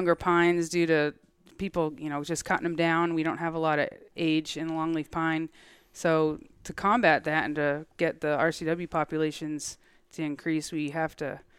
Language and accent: English; Massachusetts, United States; moved away; I grew up in Massachusetts, showing horses, sheep, the whole thing